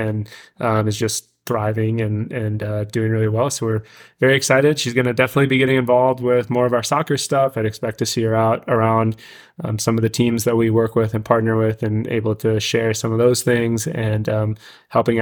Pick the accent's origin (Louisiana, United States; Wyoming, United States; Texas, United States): Texas, United States; Dallas; now in Milwaukee, United States; growing up in Dallas